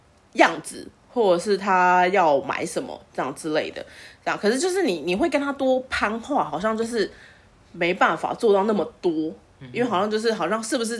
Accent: Taipei, Taiwan; 我就是台北人

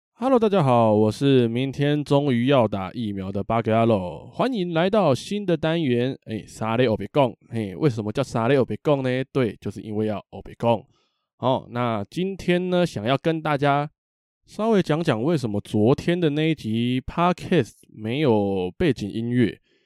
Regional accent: Taipei, Taiwan; 我是个台北人，啊，台北人

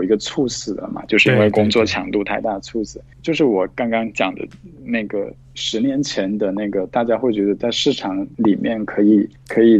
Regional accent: South China, China; 那可是我我是在南方的农村长大的，我们是没有，就是我的父父母不是国企工人，就是如果按照那个身份来说的话，那是农民。那我们那里是没有水龙头的。

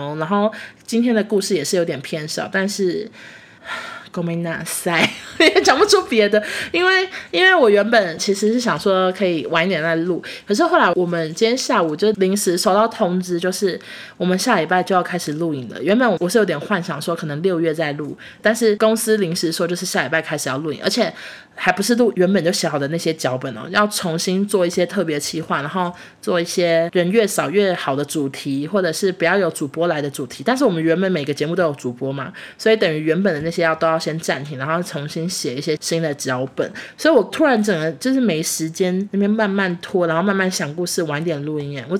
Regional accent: Taichung, Taiwan; moved away as an adult; now in Taipei, Taiwan; 台中家现在距离变远，甚至我们三个小孩都不住在台中了。就是我弟现在在高雄念书，我和我妹都在台北工作。

